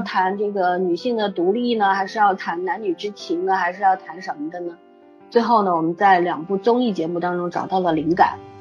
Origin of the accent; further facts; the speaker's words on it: China; 因为我们中国人最重视这个血缘关系